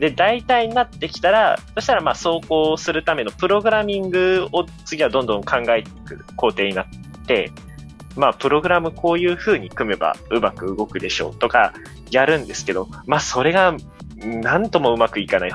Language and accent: Japanese; Miyazaki, Japan; 僕、地元宮崎なんですよ。